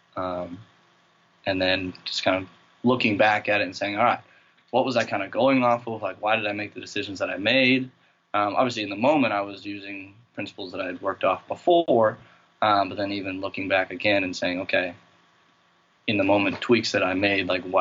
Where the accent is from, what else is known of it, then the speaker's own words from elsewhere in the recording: St. Paul, Minnesota, United States; moved away as an adult; also born or lived in Springfield, Massachusetts / Thibodaux, Louisiana; now in Amherst, United States; I grew up in St. Paul, Minnesota, right outside Twin Cities